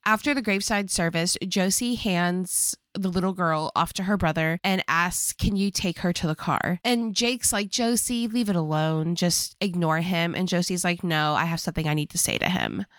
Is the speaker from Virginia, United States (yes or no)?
yes; Virginia, United States; accent: country bumpkin; moved away; when I go back home to Virginia